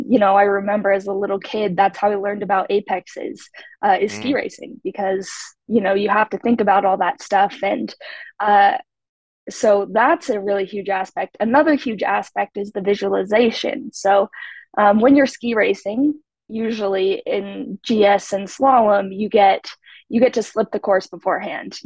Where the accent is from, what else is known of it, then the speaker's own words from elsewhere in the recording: Idaho, United States; I grew up in Idaho, a small ski town in Idaho.